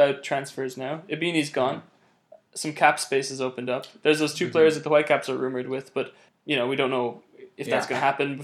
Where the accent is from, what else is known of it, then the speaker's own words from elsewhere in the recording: Ireland; now in Vancouver, Canada; I'm not from the UK. I'm from Ireland